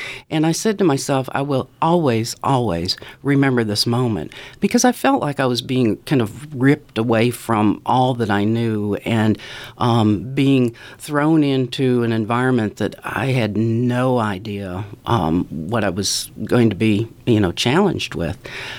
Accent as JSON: {"language": "English", "region": "Ontario", "country": "Canada", "tie": "born or raised there", "moved": "yes", "lives_now": "Mississippi, United States", "said": "all the sights and sounds and smells of special summers that I appreciated when I was growing up in Ontario."}